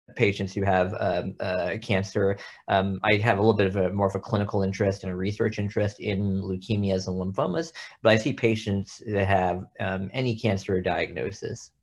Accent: Texas, United States; moved away as an adult; now in Oklahoma, United States; I grew up in Texas, but went to medical school at O U

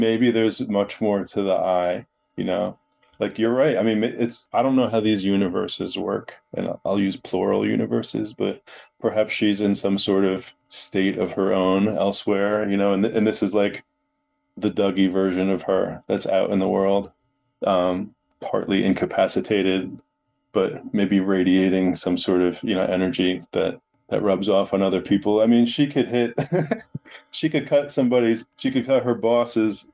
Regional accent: New Jersey, United States; I'm Italian from New Jersey

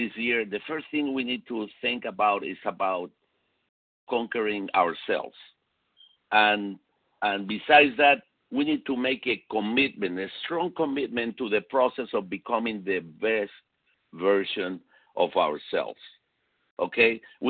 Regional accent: Puerto Rico; also born or lived in Chile / Venezuela; I was born in South America, in Chile, so I spent a few years in Chile. Then I moved to Venezuela, and then from Venezuela, I moved to Puerto Rico, where I spent most of my life.

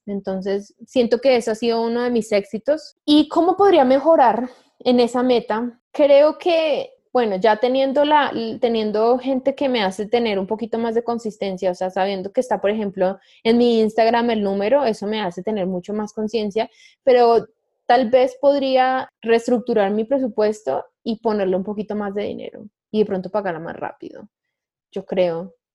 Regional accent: Colombia; una nómada digital colombiana

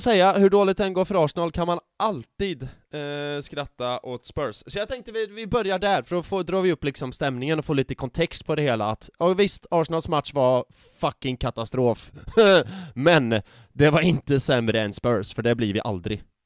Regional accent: Värmland, Sweden; now in Gothenburg, Sweden; mina kompisar hemma i Värmland

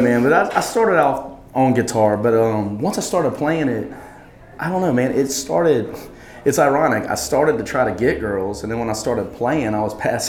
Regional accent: Baker, Louisiana, United States; I grew up in Baker, Louisiana

